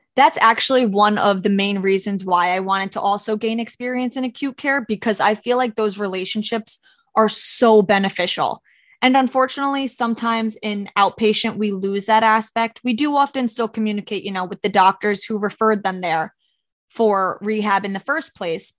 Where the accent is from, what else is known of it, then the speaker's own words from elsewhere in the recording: Orange County, New York, United States; I'm from Orange County, New York